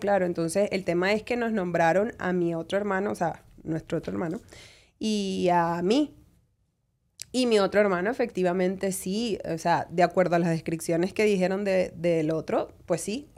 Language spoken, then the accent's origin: Spanish; Caracas, Capital District, Venezuela; moved away as an adult; now in United States; yo me crié en Venezuela